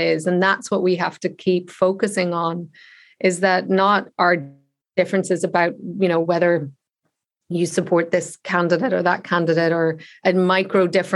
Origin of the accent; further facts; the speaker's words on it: Ireland; I grew up just the other side of the border. So I grew up in the Republic of Ireland